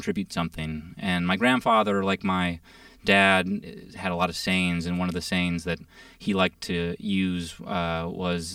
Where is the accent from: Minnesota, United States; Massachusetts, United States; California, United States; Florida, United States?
Minnesota, United States; Minneapolis; also born or lived in San Francisco; growing up in Minnesota